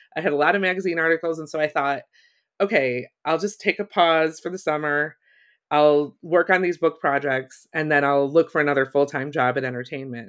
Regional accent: Ohio, United States; moved away as an adult; also born or lived in Chicago; I grew up in Ohio

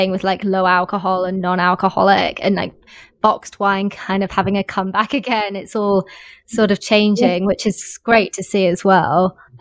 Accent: England, United Kingdom; now in Australia; I'm originally from England

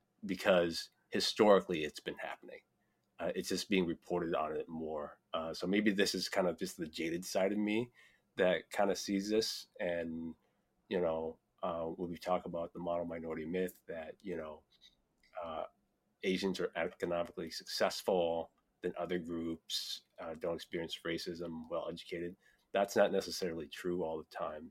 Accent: Iowa, United States; growing up in Iowa

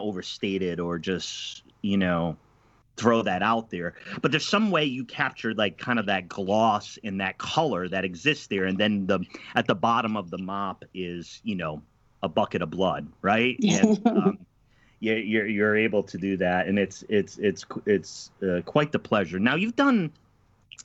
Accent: East Coast, United States; also born or lived in Midwest; now in Portland, United States; I'm originally from the East Coast and lived in the Midwest

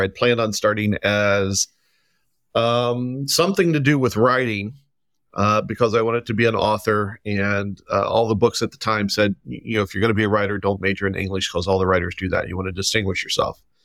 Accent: just south of Cincinnati, Kentucky, United States; moved away as an adult; also born or lived in Oregon; now in Providence, United States; I am, uh, originally from Kentucky, um, but I grew up just south of Cincinnati

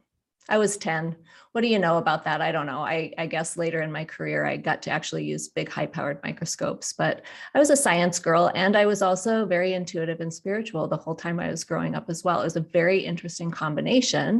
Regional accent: Black Hills, South Dakota, United States; I'm a South Dakota girl. I grew up in the Black Hills

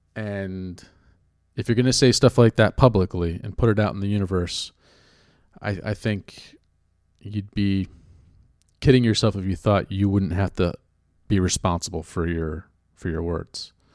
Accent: California, United States; now in New York, United States; I grew up in California

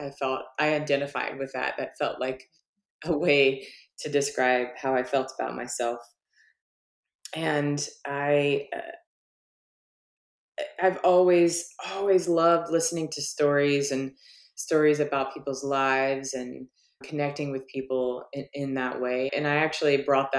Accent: Virginia, United States; moved away as an adult; also born or lived in Oregon; now in Portland, United States; I'm from Virginia, and of course I've been in Oregon for a really long time now

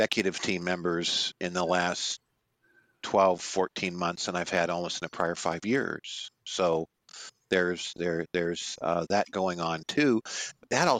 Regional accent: Pittsburgh, Pennsylvania, United States; Mr. Seiner and I are both from the Berg

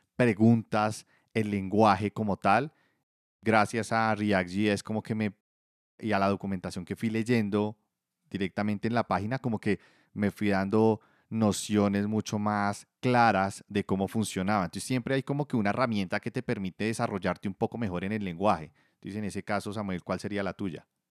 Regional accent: Bogotá, Colombia; accent: rolo; yo soy, pues, rolo prácticamente toda la vida viviendo en Bogotá

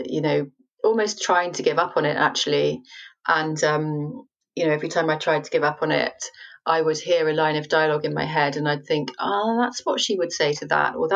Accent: United Kingdom; I'm British

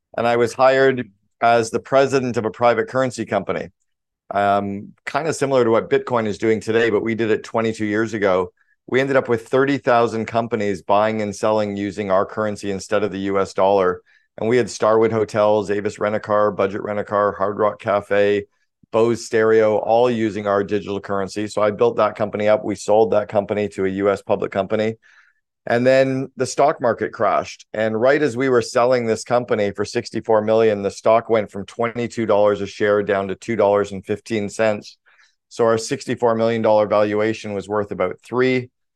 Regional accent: Sudbury, Ontario, Canada; I grew up in Northern Ontario in Canada. I grew up about four hours north of Toronto, small town called Sudbury, Ontario.

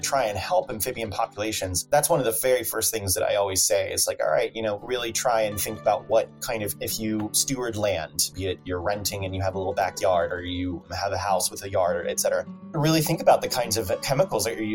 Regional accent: Atlanta, Georgia, United States; now in Chicago, United States; I'm from Atlanta, Georgia

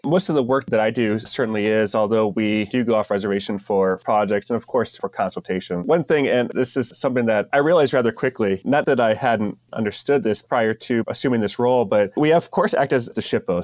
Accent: Ohio, United States; also born or lived in San Diego area; now in North Dakota, United States; growing up in Ohio

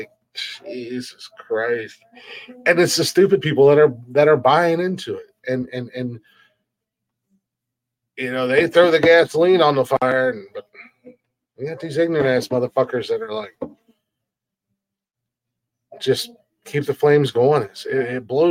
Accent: United States; I love being an American

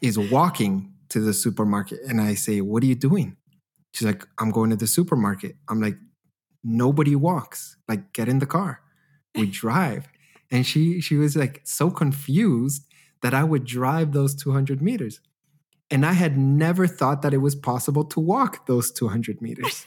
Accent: Canada; now in Germany

